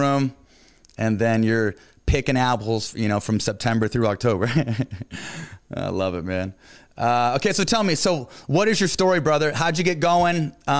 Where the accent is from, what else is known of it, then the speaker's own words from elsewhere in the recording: Central Washington, United States; Lake Traverse is very similar to my hometown in Central Washington. Really ag-related. It's got a big old beautiful lake there. You know, kind of has that small town feel.